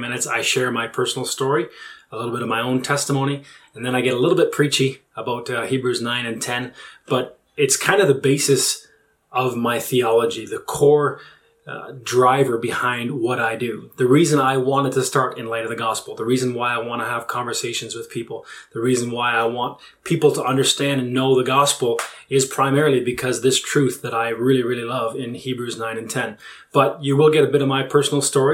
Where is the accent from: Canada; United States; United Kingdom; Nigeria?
Canada; I was born and raised in Canada